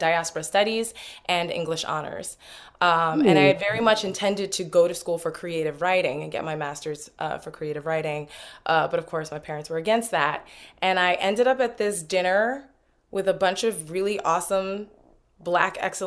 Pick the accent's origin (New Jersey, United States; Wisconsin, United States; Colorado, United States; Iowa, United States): New Jersey, United States; Newark; I'm originally from Newark